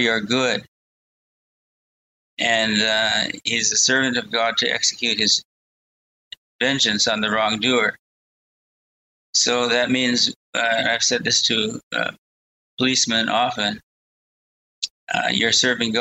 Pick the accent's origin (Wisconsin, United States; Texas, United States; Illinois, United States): Wisconsin, United States; I grew up in Wisconsin